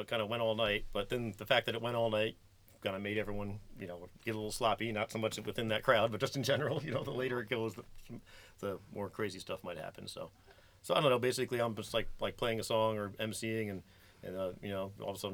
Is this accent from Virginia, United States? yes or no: no; New York, United States; moved away; also born or lived in Colorado / Maryland / California; I was from New York. I'm from New York